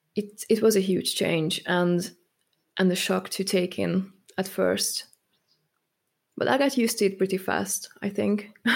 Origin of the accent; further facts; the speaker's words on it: Hungary; moved away as an adult; also born or lived in Germany; now in United Kingdom; I'm actually from Hungary